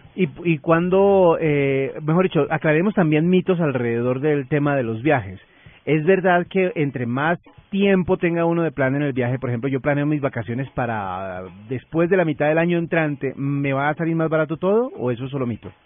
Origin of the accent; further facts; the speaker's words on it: Colombia; como buenos colombianos